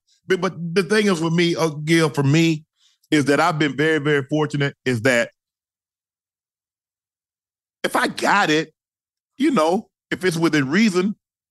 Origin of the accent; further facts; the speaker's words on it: Glennville, Georgia, United States; moved away; for the longest time, I was from Glenville, Georgia.